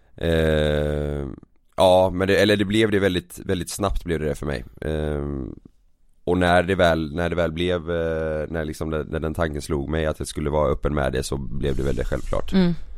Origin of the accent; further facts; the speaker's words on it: Partille, Västra Götaland, Sweden; also born or lived in Gothenburg; jag växte upp i, i Partille